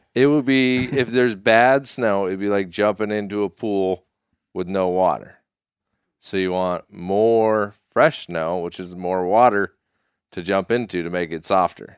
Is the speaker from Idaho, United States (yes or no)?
yes; Sun Valley, Idaho, United States; moved away; also born or lived in Colorado; I grew up ski racing in Sun Valley, Idaho